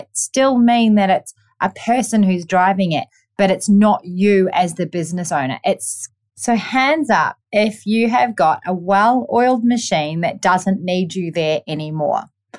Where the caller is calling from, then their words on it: Gold Coast, Queensland, Australia; I am tuning in from the Gold Coast on a Monday